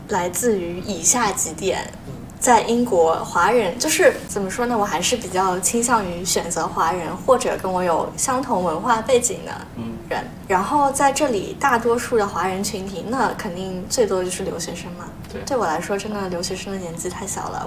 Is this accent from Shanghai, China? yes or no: yes; Shanghai, China; moved away as an adult; also born or lived in Manchester, United Kingdom; now in London, United Kingdom; 我是从上海来到了英国